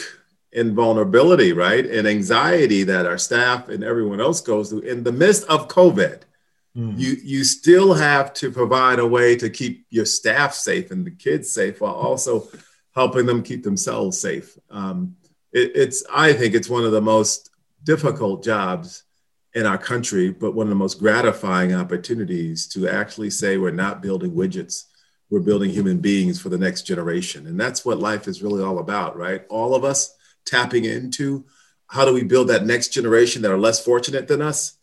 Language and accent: English; Hillside, New Jersey, United States; I'm from New Jersey, Hillside, New Jersey, and it's a community right near Newark, New Jersey